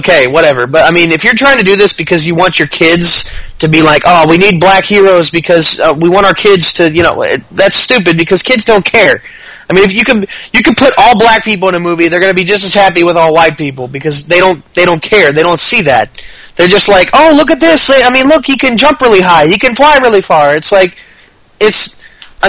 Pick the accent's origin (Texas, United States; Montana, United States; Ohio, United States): Texas, United States; I grew up in Texas. I live in Texas.